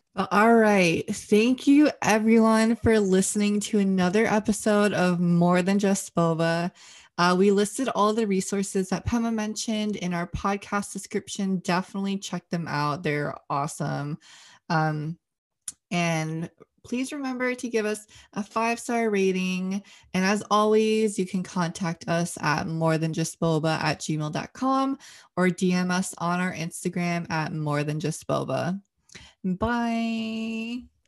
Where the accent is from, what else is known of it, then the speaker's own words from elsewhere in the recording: United States; growing up as Asian American slash Chinese American